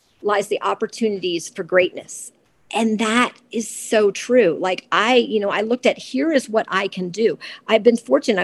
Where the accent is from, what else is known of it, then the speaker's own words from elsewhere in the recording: Georgia, United States; I grew up in Georgia.